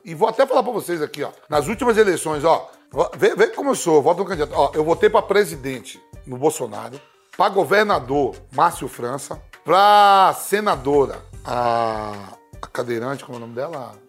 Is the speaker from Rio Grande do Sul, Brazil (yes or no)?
no; Bahia, Brazil; minha conterrânea baiana